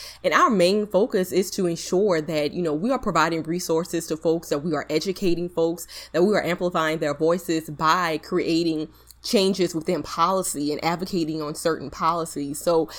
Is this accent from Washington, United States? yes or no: no; Napoleonville, Louisiana, United States; also born or lived in Baton Rouge, Louisiana; now in New Orleans, United States; I'm currently in New Orleans, Louisiana. I am from Louisiana, but I'm from a small rural town, Napoleonville, Louisiana.